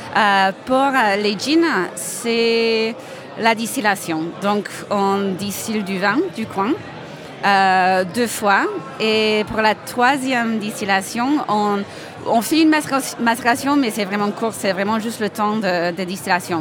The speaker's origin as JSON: {"language": "French", "country": "United States", "moved": "yes", "lives_now": "Montpellier, France", "said": "Je suis, euh, américaine à la base"}